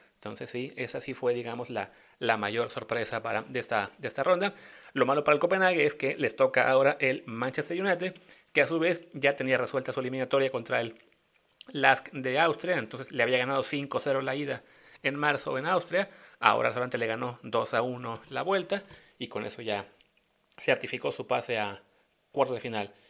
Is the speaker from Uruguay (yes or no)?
no; Mexico; como mexicanos